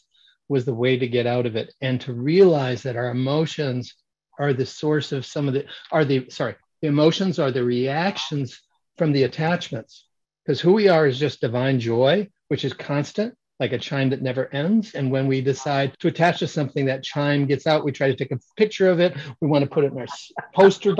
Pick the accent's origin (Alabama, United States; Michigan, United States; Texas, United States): Michigan, United States; moved away; I grew up in Michigan